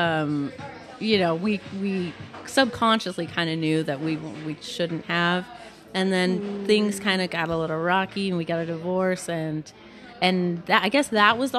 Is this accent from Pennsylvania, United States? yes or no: no; California, United States; I grew up in California I went to a good school